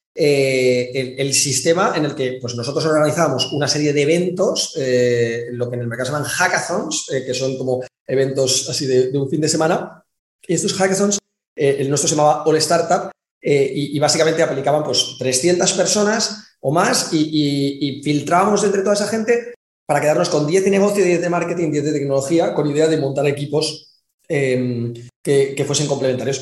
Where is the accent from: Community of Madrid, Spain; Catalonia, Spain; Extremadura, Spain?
Community of Madrid, Spain; Madrid; moved away as an adult; also born or lived in China; now in Valencia, Spain; Me vine a vivir a Valencia, eh, porque yo soy de Madrid